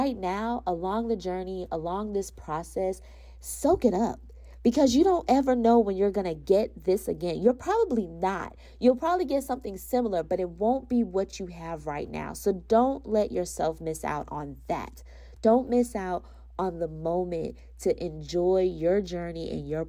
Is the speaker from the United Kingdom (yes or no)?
no; Florida, United States; I'm from Florida, so we don't have mountains in Florida